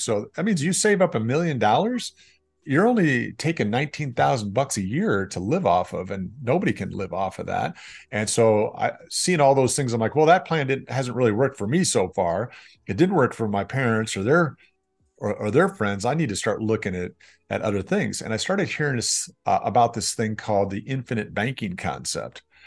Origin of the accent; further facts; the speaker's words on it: Rock Island, Illinois, United States; also born or lived in Chicago, Illinois / Davenport, Iowa; my hometown, the Quad Cities